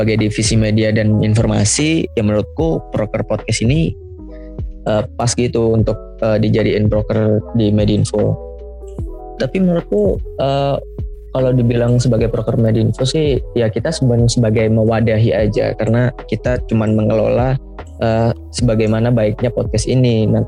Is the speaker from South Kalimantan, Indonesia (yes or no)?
no; Surabaya, East Java, Indonesia; dari Antropologi Angkatan 2019. Aku dari Surabaya.